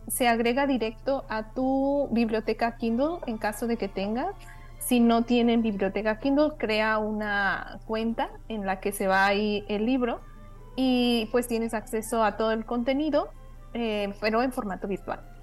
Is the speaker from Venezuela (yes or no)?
no; Mexico; moved away; como mexicanos